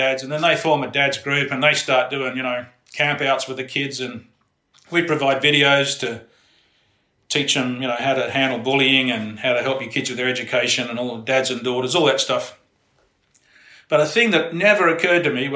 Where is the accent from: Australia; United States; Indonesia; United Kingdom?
Australia; Perth, Western Australia; also born or lived in Fremantle; I grew up in Perth too